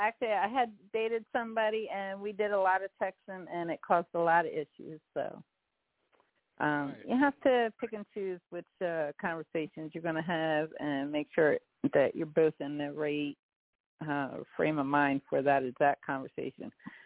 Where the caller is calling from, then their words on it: Dallas, Texas, United States; I'm calling from Dallas, Texas, actually.